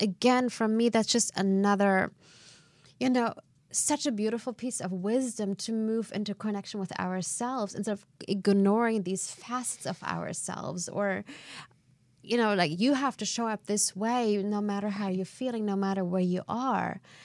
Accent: Germany; moved away as an adult; also born or lived in Canada; now in United States; I'm from Germany originally. I spent the f, you know, I was in my early twenties when I moved first to Canada

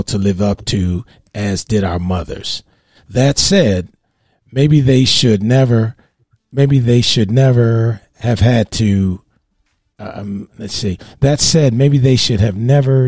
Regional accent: Baltimore, Maryland, United States; I grew up with in Baltimore

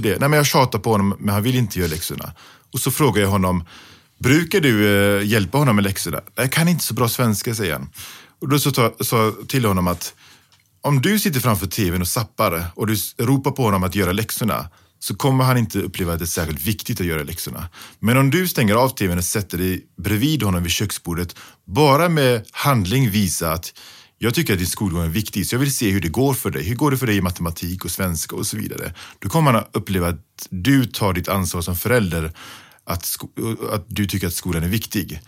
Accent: Gothenburg, Västra Götaland, Sweden; När jag växte upp i Biskopsgården

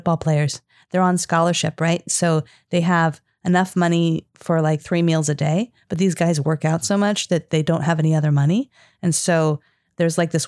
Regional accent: Eagle River, Alaska, United States; moved away; also born or lived in Missouri; When I was growing up, that was our news station in Eagle River, Alaska.

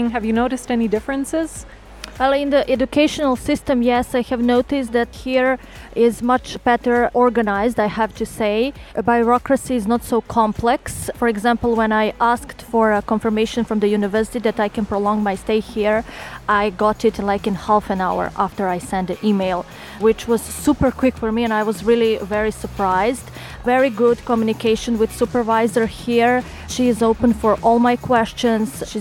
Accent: Belgrade, Serbia; now in Ljubljana, Slovenia; I come from Belgrade, Serbia, and I'm 30 years old.

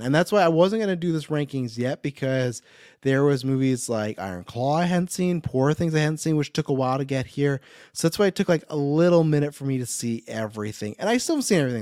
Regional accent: Kelowna, British Columbia, Canada; my hometown, right here in Kelowna.

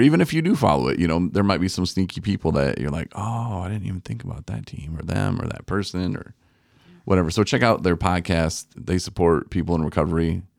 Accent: Coloma, Michigan, United States; I'm from Coloma. This is a poor little city. It's outside of Benton Harbor. It was a rough life growing up there.

